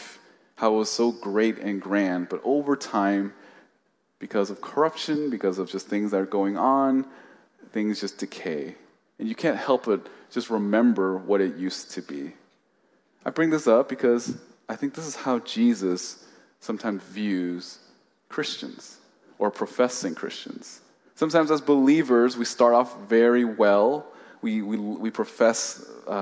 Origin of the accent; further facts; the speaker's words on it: Oakland, California, United States; I grew up in the East Bay in Oakland